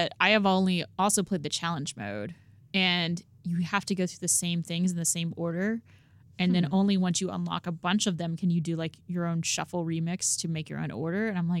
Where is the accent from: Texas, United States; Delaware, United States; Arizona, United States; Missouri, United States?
Texas, United States; I'm from Texas.